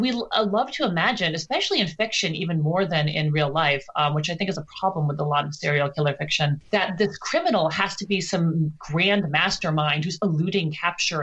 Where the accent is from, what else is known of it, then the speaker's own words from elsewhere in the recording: New York City, New York, United States; moved away as an adult; now in Los Angeles, United States; I'm actually from Brooklyn